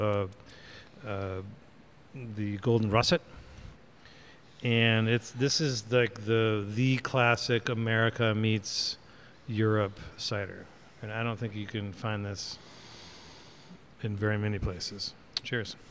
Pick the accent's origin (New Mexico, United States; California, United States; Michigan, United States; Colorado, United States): Michigan, United States; moved away; my mother's in town from Michigan, my home state